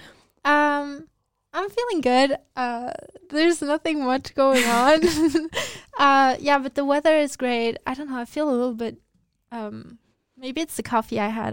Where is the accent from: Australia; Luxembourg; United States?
Luxembourg; I grew up in Luxembourg